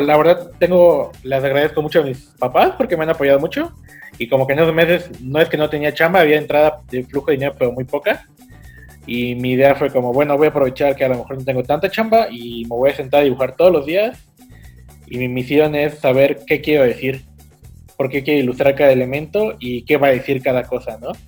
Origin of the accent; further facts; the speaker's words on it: Cancún, Quintana Roo, Mexico; also born or lived in Puebla; mis papás llegaron a Cancún en el 99 y ya yo tenía como cinco años en ese entonces